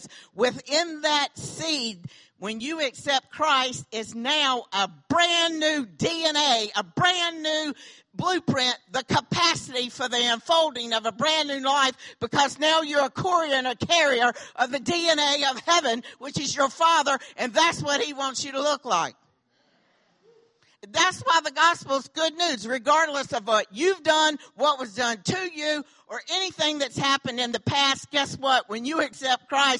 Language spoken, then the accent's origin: English; the South, United States; accent: southern; my southern accent